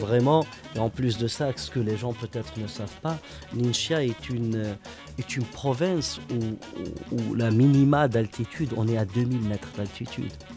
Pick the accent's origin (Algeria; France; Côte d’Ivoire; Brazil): Algeria; je viens d'Algérie